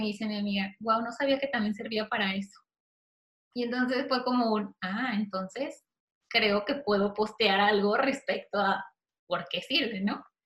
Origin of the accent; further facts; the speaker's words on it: Mexico; mexicana con esclerosis